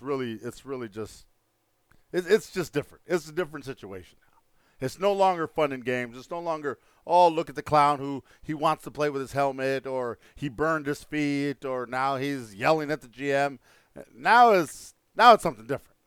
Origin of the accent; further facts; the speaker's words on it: El Paso, Texas, United States; moved away; my hometown of El Paso, Texas